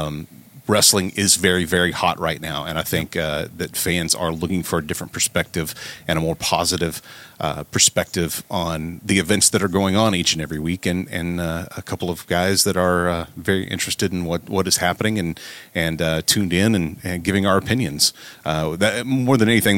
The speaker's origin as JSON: {"language": "English", "region": "Southern Oklahoma", "country": "United States", "tie": "born or raised there", "said": "I'm from Southern Oklahoma, so I grew up watching the Von Erichs out of Dallas"}